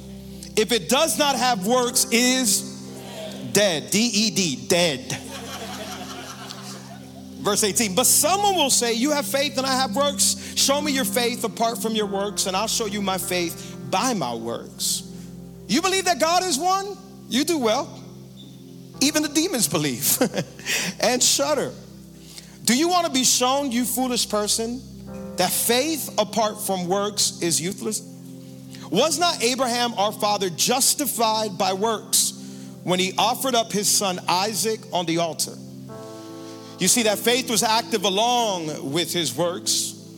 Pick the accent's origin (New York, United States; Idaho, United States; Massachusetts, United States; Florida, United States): Florida, United States; Miami; I am from Miami, born and raised